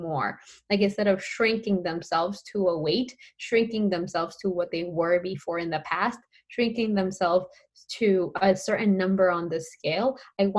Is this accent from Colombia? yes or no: yes; Colombia; I'm Colombian. So I am from Colombia and I grew up in a Latina household.